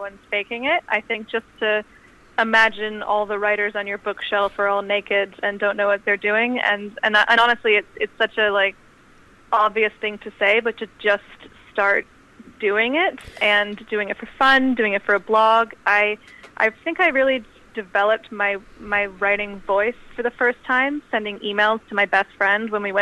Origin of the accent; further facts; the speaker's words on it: California, United States; moved away as an adult; also born or lived in London / United Kingdom; I was born in London, but I grew up in California